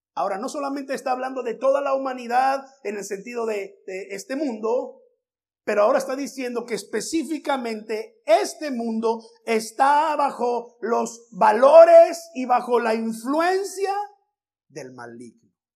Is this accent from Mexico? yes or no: yes; Veracruz, Mexico; now in United States; en mi tierra, Veracruz